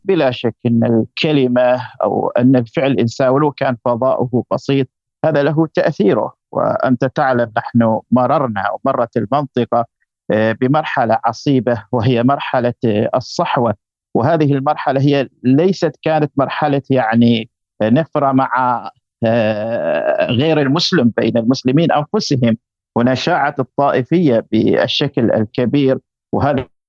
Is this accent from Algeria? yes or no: no; Oman; عندنا في عمان